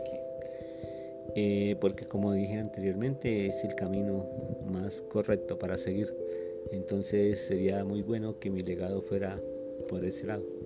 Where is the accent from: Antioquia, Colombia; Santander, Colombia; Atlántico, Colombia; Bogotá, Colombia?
Santander, Colombia; San Gil; Yo nací en San Gil, Santander, el 1 de octubre de 1961